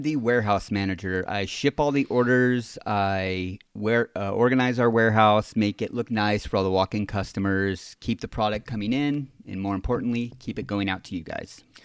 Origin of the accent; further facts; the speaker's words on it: San Clemente, California, United States; also born or lived in Laguna Niguel; was born and raised here in San Clemente, California